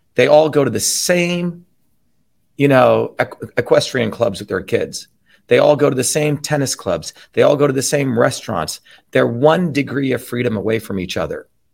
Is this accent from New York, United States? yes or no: no; New Jersey, United States; where I grew up in New Jersey